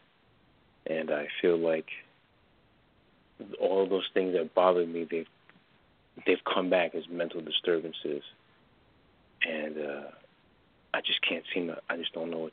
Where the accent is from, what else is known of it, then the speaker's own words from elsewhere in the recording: New York, United States; I'm from New York